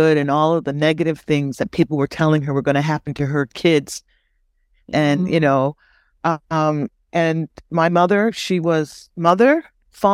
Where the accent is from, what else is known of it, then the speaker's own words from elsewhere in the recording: East Coast, Canada; as a young Black woman growing up in Canada, on the East Coast, I couldn't understand when I walked down the street why people would say things to me.